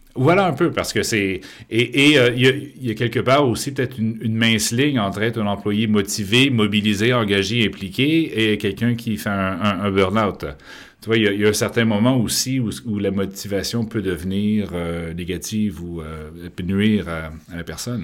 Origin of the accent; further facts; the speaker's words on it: Quebec, Canada; now in France; je suis québécois de naissance, mais français d'adoption